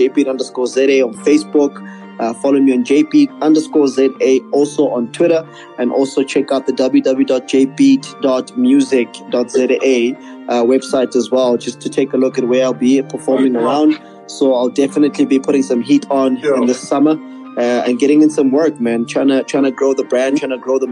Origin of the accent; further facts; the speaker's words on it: Durban, KwaZulu-Natal, South Africa; I'm from Humble Beginnings in Durban.